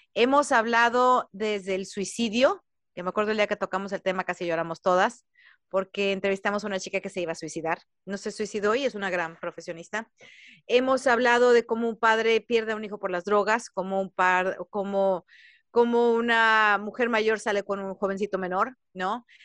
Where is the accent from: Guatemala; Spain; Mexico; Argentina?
Mexico; Jalisco; moved away as an adult; now in United States; Yo soy mexicana, soy de Jalisco, tengo 20 años viviendo en Estados Unidos